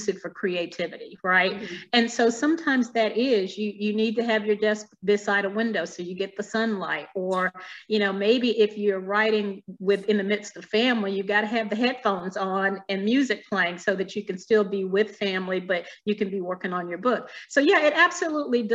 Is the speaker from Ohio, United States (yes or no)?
no; Alabama, United States; moved away as an adult; now in Virginia, United States; I grew up in Alabama, so deep south